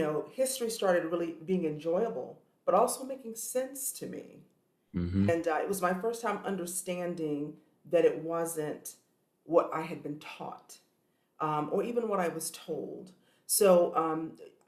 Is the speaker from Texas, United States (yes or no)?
no; South Carolina, United States; I'm from South Carolina